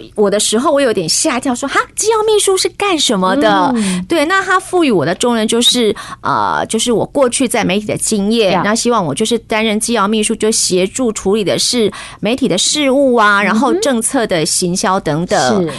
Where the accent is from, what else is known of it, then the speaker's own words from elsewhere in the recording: Taichung, Taiwan; moved away as an adult; also born or lived in Changhua / Taipei; now in Hsinchu, Taiwan; 我之前是在台中长大的，就是彰化台中，然后之后就到台北来工作